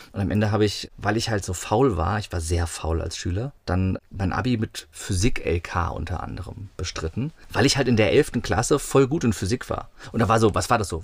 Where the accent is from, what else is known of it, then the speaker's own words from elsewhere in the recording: near Wiesbaden, Hesse, Germany; In der Nähe von Wiesbaden. Ich bin in Wiesbaden geboren. Das ist so die Großstadt, die es war, wenn es hieß, wir fahren heute in die Stadt oder so als Kind. Aber es war auf dem Dorf, also eine Viertelstunde von Wiesbaden